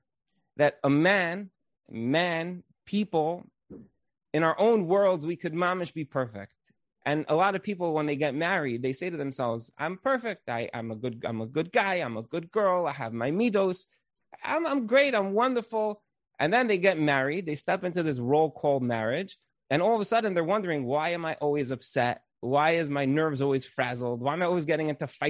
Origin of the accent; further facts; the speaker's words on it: Brooklyn, New York, United States; I grew up in Brooklyn